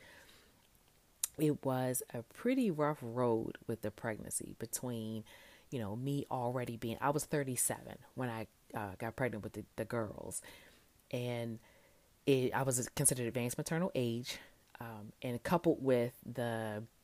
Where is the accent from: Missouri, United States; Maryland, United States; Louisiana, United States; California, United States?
Maryland, United States; Baltimore; moved away as an adult; also born or lived in Tuskegee, Alabama; now in Hanover, United States; I am from Baltimore, born and raised